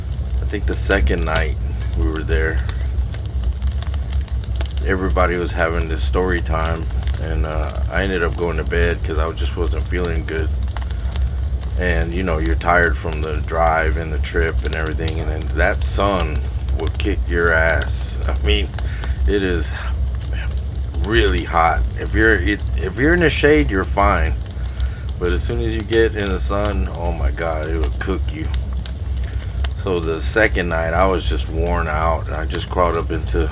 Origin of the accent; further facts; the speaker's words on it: Texas, United States; I'm being from Texas